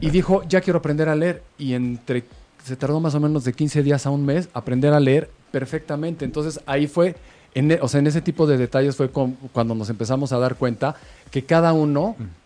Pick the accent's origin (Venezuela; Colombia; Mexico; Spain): Mexico; somos mexicanos